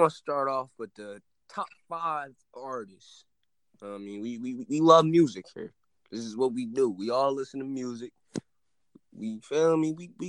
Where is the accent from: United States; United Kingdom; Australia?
United States; Philadelphia, Pennsylvania; I'm from Philadelphia.